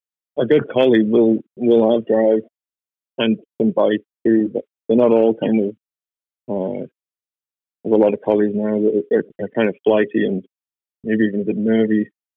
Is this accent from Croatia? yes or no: no; the north of England, United Kingdom; moved away as an adult; now in Canada; from England, the north of England.